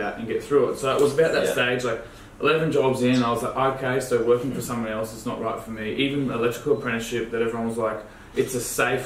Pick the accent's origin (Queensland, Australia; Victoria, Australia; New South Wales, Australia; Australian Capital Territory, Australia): Queensland, Australia; Gympie; I was born in Gympie. It's kind of like the name you don't say from the coast, like the country hick town. Grew up in a single parent environment.